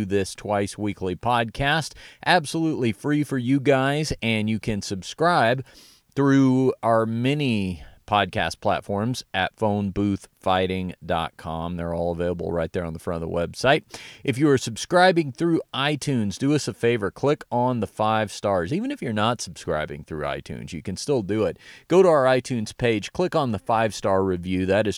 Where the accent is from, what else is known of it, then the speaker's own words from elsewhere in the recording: Dallas, Texas, United States; I attended in my hometown of Dallas, Texas